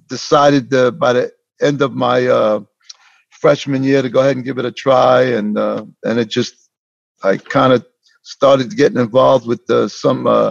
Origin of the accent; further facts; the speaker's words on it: Mount Vernon, United States; also born or lived in Brazil; I was born in Brazil. I came here when I was 5 years old and moved into Mount Vernon and went through the school system